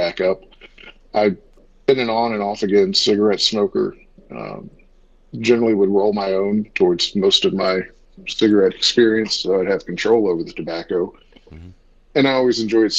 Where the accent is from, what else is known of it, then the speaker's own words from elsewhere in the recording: Brazoria, Texas, United States; now in Charlotte, United States; I'm originally from a small town south of Houston in Texas that not many people know of, but a little town of Brazoria